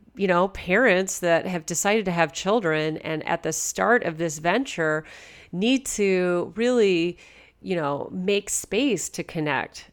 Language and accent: English; Southern California, United States; also born or lived in Toronto area, Canada; now in Toronto, Canada; I'm a born and raised from California. And so growing up in Southern California, we didn't have cottages